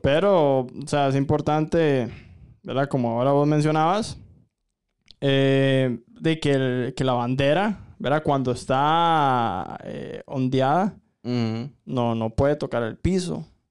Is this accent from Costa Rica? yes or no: yes; Costa Rica; nosotros, eh, como ciudadanos costarricenses